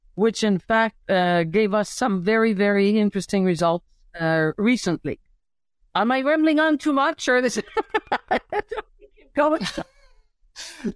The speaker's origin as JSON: {"language": "English", "town": "Montreal", "region": "Quebec", "country": "Canada", "also_born_or_lived": "Saskatchewan / Pennsylvania, United States", "moved": "as an adult", "said": "I'm a city girl. I come from Montreal City"}